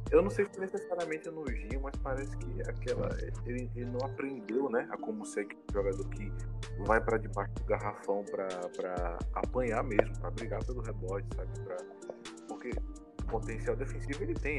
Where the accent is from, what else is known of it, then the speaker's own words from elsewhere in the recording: Maceió, Alagoas, Brazil; sou de Maceió, no estado de Alagoas